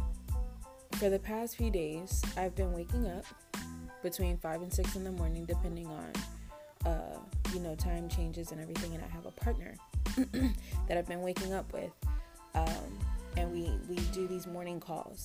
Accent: Tampa, Florida, United States; also born or lived in Dallas, Texas; come back home to my hometown, Tampa, Florida

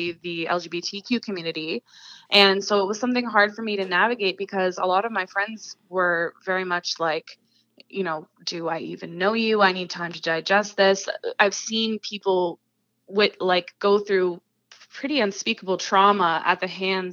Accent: Huntsville, Ontario, Canada; now in Peterborough, Canada; this small town version of it that I grew up surrounded by in Huntsville

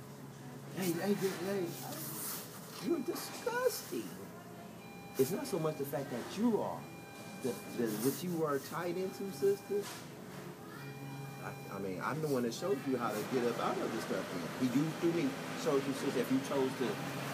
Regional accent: California, United States; I'm from California

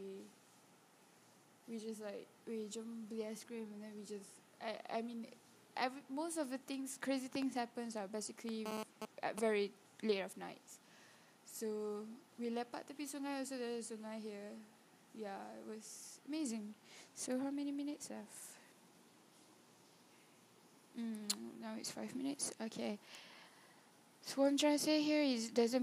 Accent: Kelantan, Malaysia; moved away; I'm from Kelantan and it's like I didn't go back

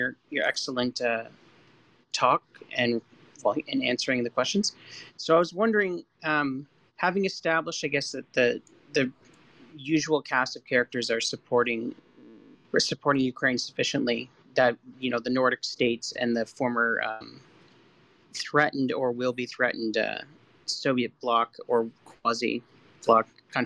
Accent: Canada; I'm Canadian

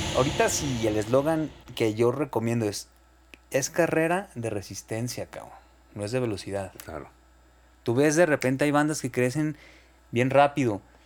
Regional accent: Guadalajara, Jalisco, Mexico; Soy de Guadalajara, sí. Nací el 16 de mayo del 85.

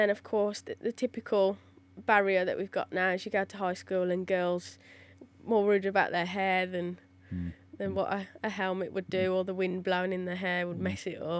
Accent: Cannock, West Midlands, United Kingdom; I'm from Cannock originally.

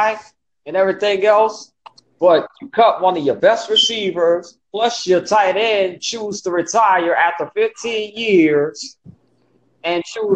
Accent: New Orleans, Louisiana, United States; I'm actually from the Big Easy out of New Orleans

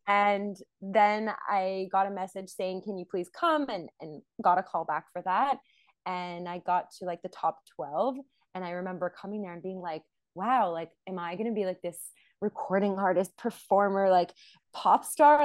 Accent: Montreal, Quebec, Canada; moved away as an adult; also born or lived in New York City; now in Israel; I was born in Montreal

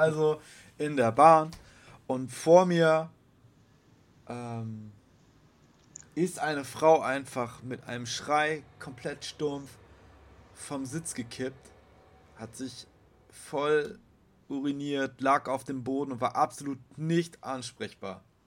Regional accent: Bremen, Germany; Ich bin Bremer

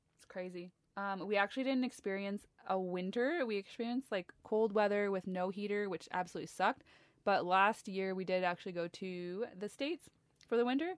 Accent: Ontario, Canada; I am from Ontario, Canada.

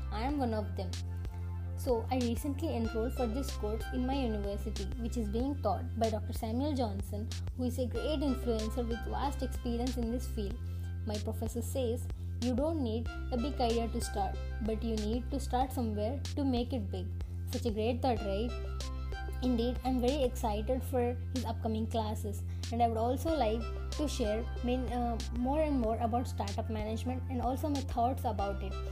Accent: Vijayawada, Andhra Pradesh, India; from Vijayawada.

